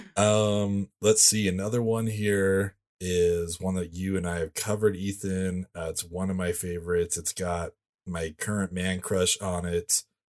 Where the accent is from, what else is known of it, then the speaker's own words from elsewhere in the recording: California, United States; I grew up in California